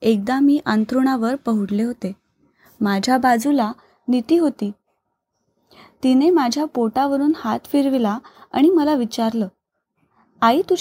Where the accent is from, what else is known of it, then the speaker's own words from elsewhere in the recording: Pune, Maharashtra, India; now in Panaji, India; सध्या पणजी गोवा येथे वास्तव्यास आहे माझं माहेर पुण्याला तिथून शेगावची पालखी जायची